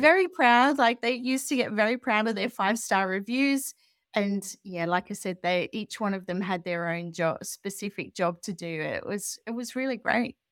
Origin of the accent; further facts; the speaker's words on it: Australia; moved away as an adult; also born or lived in Europe; now in United Kingdom; I'm Australian, but I'd been traveling around Europe for a long time with my family, and I moved to the U K